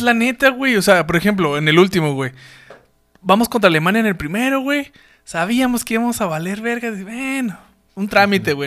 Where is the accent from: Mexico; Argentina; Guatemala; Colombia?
Mexico; nuestra identidad como mexicanos